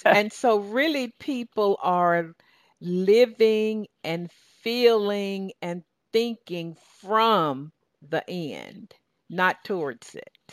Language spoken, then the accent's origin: English; Southern Georgia, United States; accent: Southern Georgia; my Southern Georgia accent